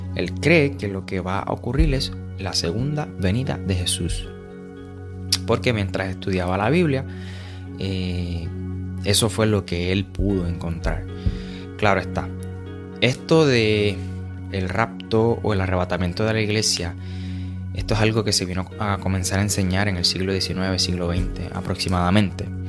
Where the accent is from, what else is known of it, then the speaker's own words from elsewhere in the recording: Puerto Rico; somos puertorriqueños ambos